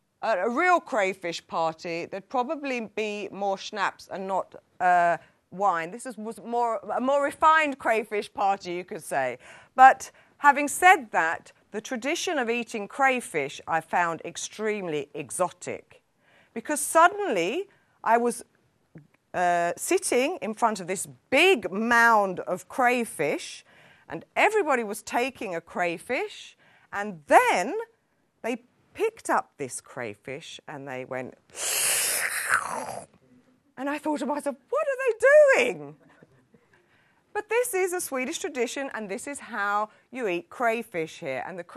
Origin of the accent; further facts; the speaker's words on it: England, United Kingdom; now in Sweden; although I'm English, my heart is here in Sweden.